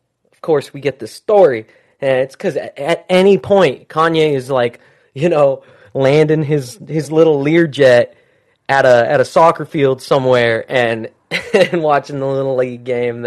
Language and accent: English; Salt Lake City, Utah, United States; my hometown, which was a little small town in Utah called Salt Lake City.